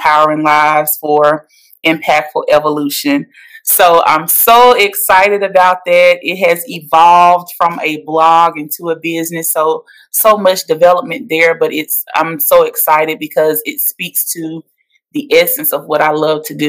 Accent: Metcalfe, Mississippi, United States; now in Nashville, United States; I'm from Metcalf, Mississippi. I now reside in Nashville, Tennessee.

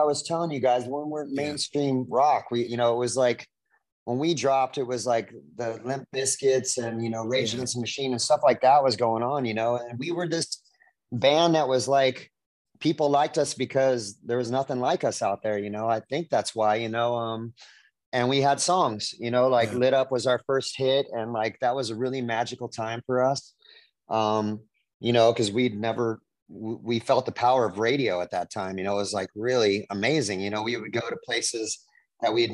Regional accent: Orange County, California, United States; I'm a native Californian. I grew up in Orange County, California

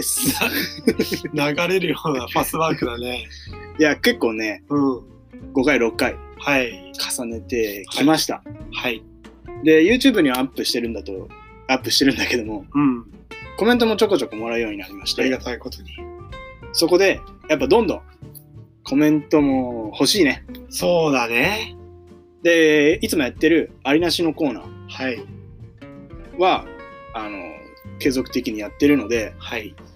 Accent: Niigata, Japan; now in Tokyo, Japan; 上京している身じゃん、僕

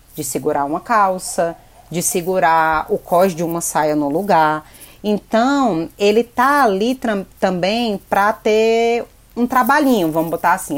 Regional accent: Fortaleza, Ceará, Brazil; moved away as an adult; now in São Paulo, Brazil; eu sou cearense, nascida em Fortaleza, mas hoje eu moro aqui em São Paulo

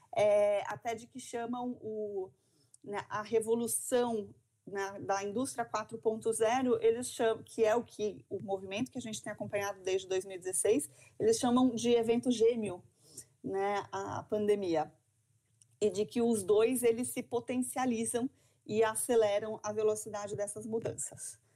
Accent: São Paulo, Brazil; moved away as an adult; now in Santa Catarina, Brazil; sou paulistana

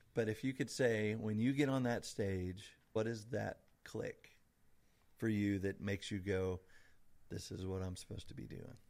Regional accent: Evansville, Indiana, United States; now in Newburgh, United States; Kenna is a hometown native like me. We're both from Evansville.

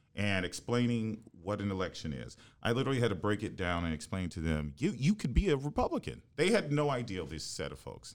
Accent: Houston, Texas, United States; moved away as an adult; also born or lived in New Haven, Connecticut / New York; I grew up in Houston

